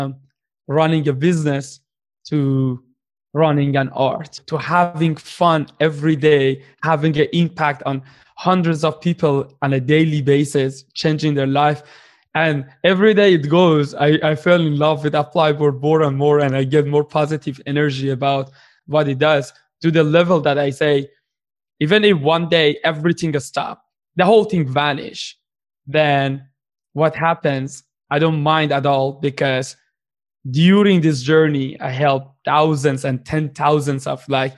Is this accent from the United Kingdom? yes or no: no; Iran; English is a second language; moved away as an adult; now in Canada; I'm from Iran